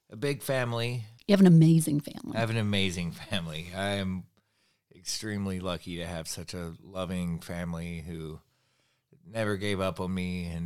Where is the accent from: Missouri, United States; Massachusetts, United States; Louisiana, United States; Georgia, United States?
Georgia, United States; Rome; born there; also born or lived in New York / California; I was born in Georgia. born in Rome, Georgia, over on the um, western edge of Georgia